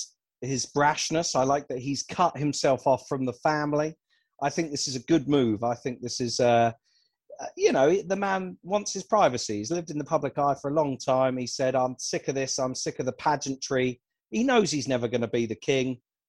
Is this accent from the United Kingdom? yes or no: yes; United Kingdom; I am definitely in the minority as a Brit